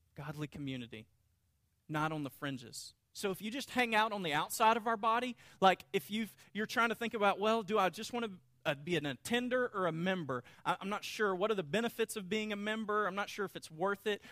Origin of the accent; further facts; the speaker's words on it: North Louisiana, United States; I grew up in North Louisiana